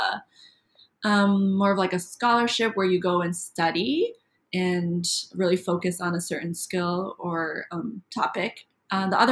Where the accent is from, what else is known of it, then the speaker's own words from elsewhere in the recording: Eagan, Minnesota, United States; also born or lived in Apple Valley, Minnesota; now in Baltimore, United States; I am from Minnesota. I was raised in the suburbs of the Twin Cities, Eagan and Apple Valley